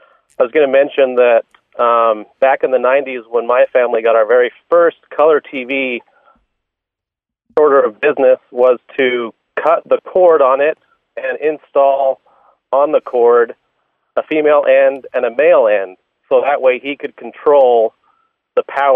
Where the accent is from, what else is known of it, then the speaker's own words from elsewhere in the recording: Utah, United States; I grew up in Utah